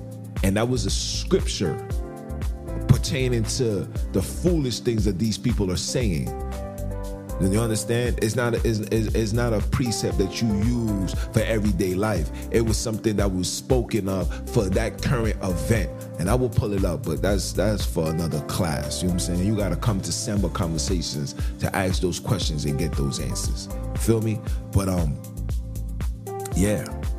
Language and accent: English; Jamaica; I'm a Jamaican.